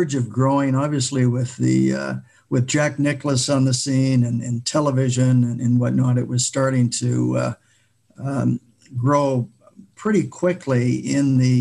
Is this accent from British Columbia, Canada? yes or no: yes; Vancouver, British Columbia, Canada; I grew up in the Vancouver area